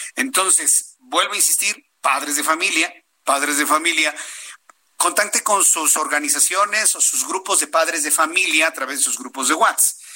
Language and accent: Spanish; Mexico